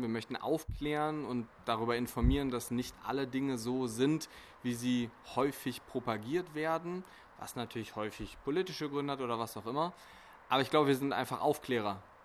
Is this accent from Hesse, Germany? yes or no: no; Bonn, North Rhine-Westphalia, Germany; also born or lived in Essen; hier in Deutschland, in Bonn. Ähm, da komme ich auch her, beziehungsweise ich studiere in Essen